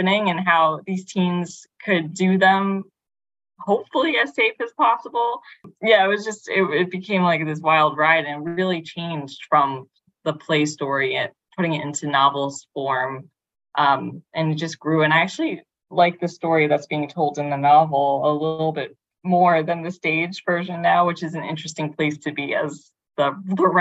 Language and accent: English; New York City, New York, United States; I grew up in Brooklyn, I grew up in Bay Ridge, and adjacent to Coney Island, and I now live in Bensonhurst in Brooklyn